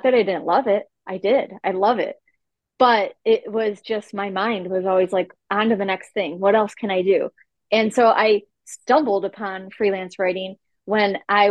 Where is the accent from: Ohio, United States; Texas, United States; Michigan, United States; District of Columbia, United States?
Ohio, United States; Cleveland; I'm from Cleveland, Ohio